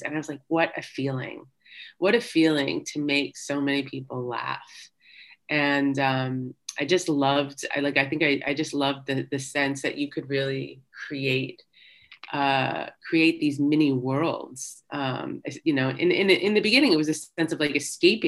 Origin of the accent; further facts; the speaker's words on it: United States; also born or lived in Staten Island, New York / Princeton, New Jersey / Boston; I was born in Staten Island, New York, and grew up in New York and in Princeton, New Jersey